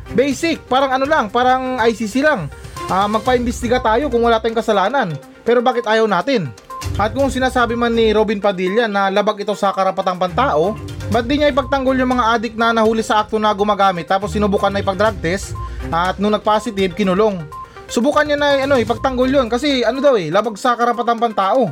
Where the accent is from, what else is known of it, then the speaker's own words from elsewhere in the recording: Zamboanga Peninsula, Philippines; tiga Sambuanga ko